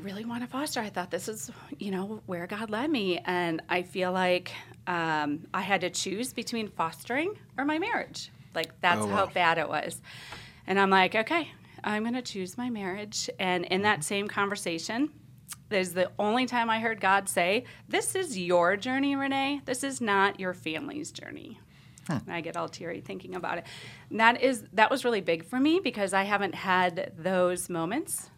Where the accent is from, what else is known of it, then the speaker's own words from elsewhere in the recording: Wisconsin, United States; moved away as an adult; also born or lived in Pennsylvania / Northern Virginia / West Virginia; now in Indianapolis, United States; I am actually from Wisconsin. In my mid to late 20s, I ended up moving to Pennsylvania